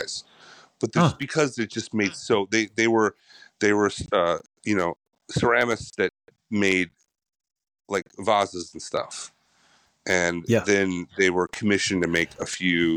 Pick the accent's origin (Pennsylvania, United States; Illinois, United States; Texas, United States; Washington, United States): Illinois, United States; Chicago; moved away; also born or lived in Michigan; I was born in Michigan, but then grew up on the south side of Chicago